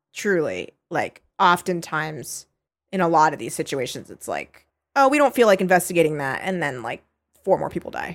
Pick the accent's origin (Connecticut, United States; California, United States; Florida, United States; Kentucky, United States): California, United States; I'm a California kid